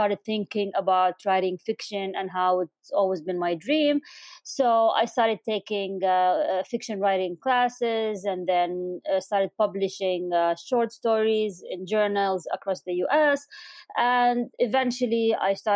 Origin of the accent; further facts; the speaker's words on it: Amman, Amman Governorate, Jordan; moved away as an adult; also born or lived in United Kingdom / Doha, Qatar; now in Washington, D.C., United States; I was born in Amman, Jordan, in the late 70s. So now everyone knows how old I am. And I grew up in, back when Amman was really small